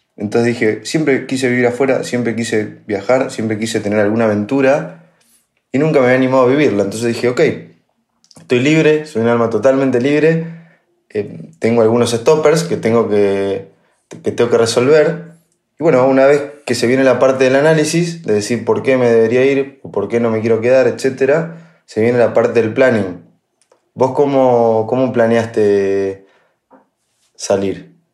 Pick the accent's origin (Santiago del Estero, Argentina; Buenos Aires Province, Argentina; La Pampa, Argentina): La Pampa, Argentina; moved away as an adult; also born or lived in Buenos Aires; yo ya me crié en La Pampa